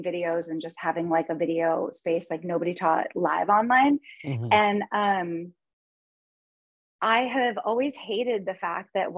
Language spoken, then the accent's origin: English; Los Angeles, California, United States; also born or lived in Chicago / Portland; now in Kansas, United States; I grew up in Los Angeles and I went to like a really, hoity-toity private school